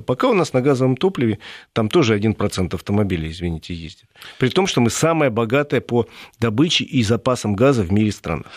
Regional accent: Moscow, Russia; Мы, москвичи

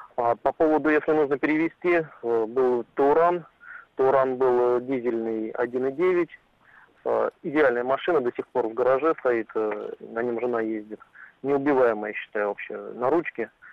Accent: Saint Petersburg, Russia; я сам из Санкт-Петербурга

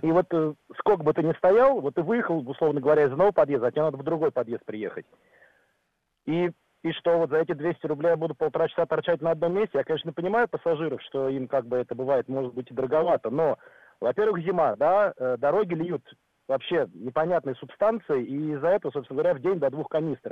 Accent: Moscow, Russia; Я таксист, так. но я москвич

